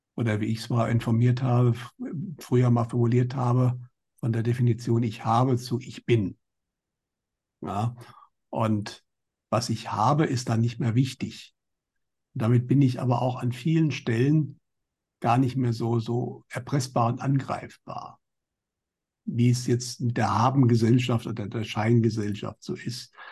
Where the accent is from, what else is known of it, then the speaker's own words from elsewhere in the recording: Germany; bei uns in Deutschland